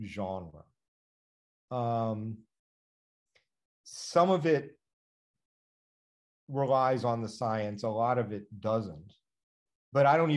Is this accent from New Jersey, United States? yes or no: no; Washington, District of Columbia, United States; I grew up in Washington, DC